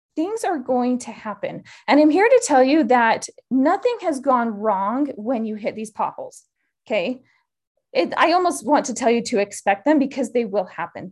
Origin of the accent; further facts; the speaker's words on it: Utah, United States; moved away as an adult; also born or lived in Idaho; I grew up in Utah